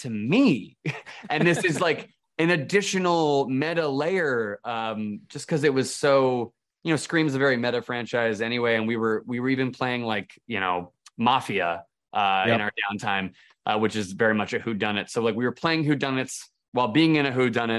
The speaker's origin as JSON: {"language": "English", "country": "United States", "said": "I'm American"}